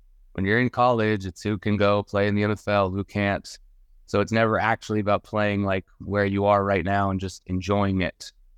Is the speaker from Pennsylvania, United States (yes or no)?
no; Denver, Colorado, United States; I grew up in Denver, Colorado.